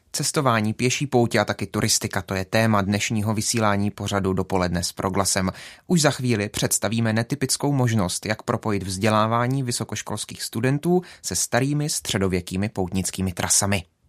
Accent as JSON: {"language": "Czech", "town": "Jeseník", "region": "Olomouc Region", "country": "Czechia", "said": "Sám jsem z Jeseníku"}